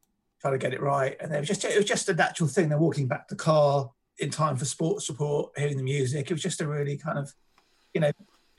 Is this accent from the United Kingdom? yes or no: yes; London, United Kingdom; growing up in North London